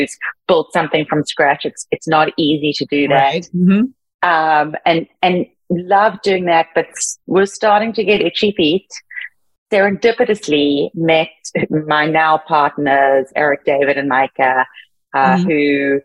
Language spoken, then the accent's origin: English; Cape Town, Western Cape, South Africa; I grew up in Cape Town, South Africa, very much under the veil of apartheid